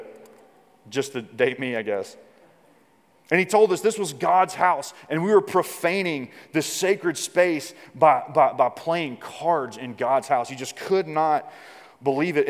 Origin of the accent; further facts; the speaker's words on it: Mississippi, United States; like the Deep South, like I'm from Mississippi